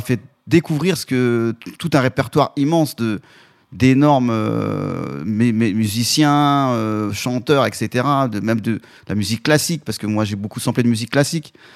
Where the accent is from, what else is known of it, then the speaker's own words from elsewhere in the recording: Vénissieux, Auvergne-Rhône-Alpes, France; also born or lived in Côte d'Ivoire; moi je viens de j'étais dans la banlieue lyonnaise à Vénissieux. On est parti euh, pendant mon adolescence faire quelques années en Côte d'Ivoire. Ensuite on est revenu toujours euh, en 89